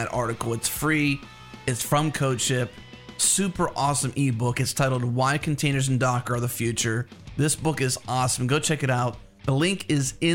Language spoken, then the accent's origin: English; United States; accent: American; with my English American accent